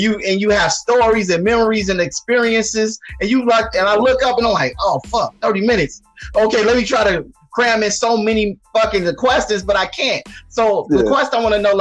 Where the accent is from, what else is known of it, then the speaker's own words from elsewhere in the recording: Chicago, Illinois, United States; coming to Chicago during my hometown during All-Star Weekend